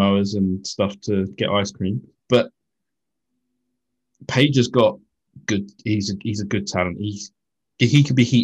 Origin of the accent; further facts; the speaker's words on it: United Kingdom; being British guys